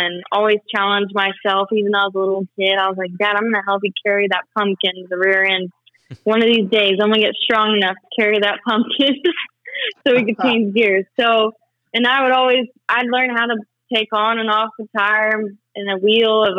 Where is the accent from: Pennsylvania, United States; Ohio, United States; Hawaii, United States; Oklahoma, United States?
Oklahoma, United States; I'm from Oklahoma. I've always been from here.